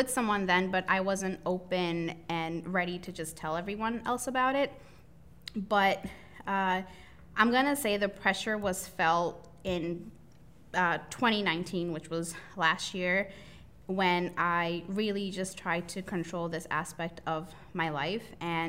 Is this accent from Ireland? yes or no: no; India; And I'm from a Southeast Asia background. Mm-hmm. I'm from India.